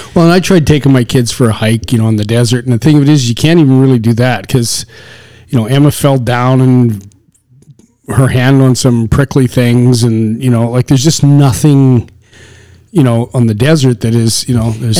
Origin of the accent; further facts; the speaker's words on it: Canadian Prairies, Canada; moved away as an adult; also born or lived in the desert (US Southwest); You and I were raised in the on the Canadian prairie 40 below winters